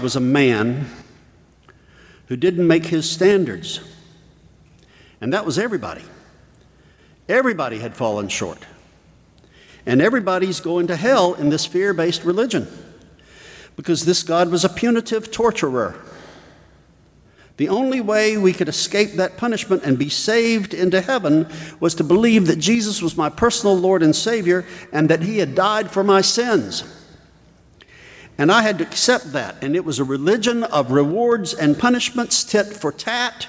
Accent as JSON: {"language": "English", "region": "South Georgia", "country": "United States", "tie": "born or raised there", "said": "I was raised in South Georgia in a Southern Baptist home and environment"}